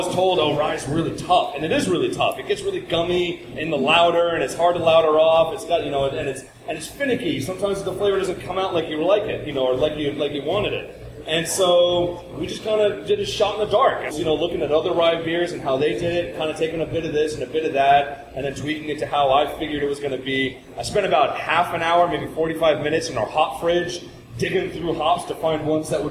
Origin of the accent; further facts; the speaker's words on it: Seattle, Washington, United States; moved away as an adult; also born or lived in Brooklyn, New York / Scotland; I was born in Brooklyn years ago and then left when I was a kid. Yeah. I left when I was like really, really young. And for 20 years, I lived in Seattle